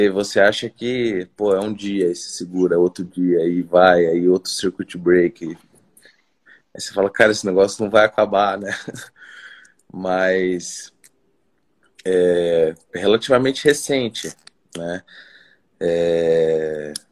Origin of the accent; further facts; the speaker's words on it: Cuiabá, Mato Grosso, Brazil; Cara, eu sou de Cuiabá, Mato Grosso.